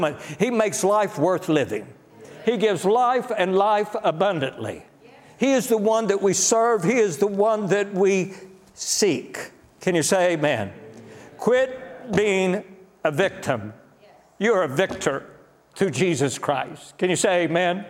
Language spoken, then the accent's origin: English; United States; as an American